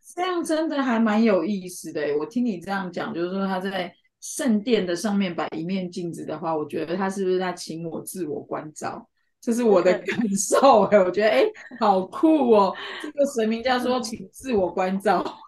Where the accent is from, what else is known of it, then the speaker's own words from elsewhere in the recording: China; 我们中国人